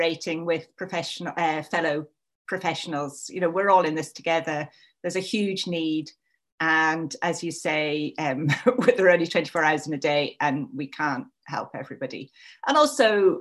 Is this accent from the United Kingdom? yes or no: yes; England, United Kingdom; moved away as an adult; also born or lived in Scotland; I am English.